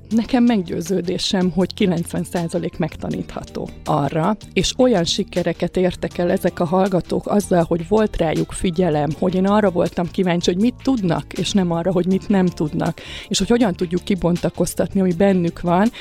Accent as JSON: {"language": "Hungarian", "town": "Kaposvár", "region": "Somogy", "country": "Hungary", "also_born_or_lived": "Budapest", "moved": "yes", "said": "én Kaposvári vagyok eredetileg"}